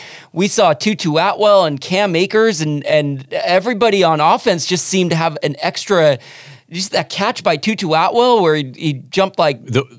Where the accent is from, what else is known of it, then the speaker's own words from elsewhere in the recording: Los Angeles, California, United States; as a born and raised in Los Angeles, as a fan of the Lakers dynasty of the late 1990s and early 2000s.